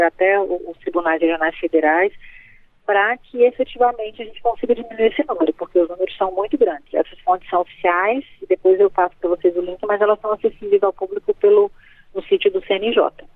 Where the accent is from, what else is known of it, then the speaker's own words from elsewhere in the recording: Rondônia, Brazil; moved away; Eu sou da Amazônia, sou do estado de Rondônia, lá cresci, vivi lá 30 anos